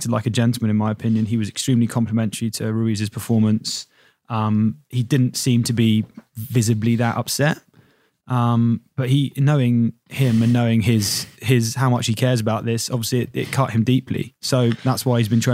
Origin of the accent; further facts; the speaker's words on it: United Kingdom; I'm British